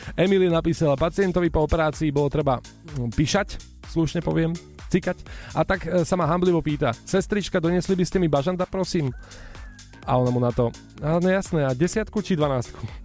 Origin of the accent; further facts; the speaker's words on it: eastern Slovakia, Slovakia; som z východu